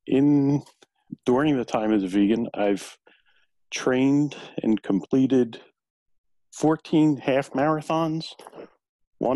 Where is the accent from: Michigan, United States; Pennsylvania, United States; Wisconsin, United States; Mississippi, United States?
Pennsylvania, United States; Philadelphia; I grew up in South Philly. I'm Italian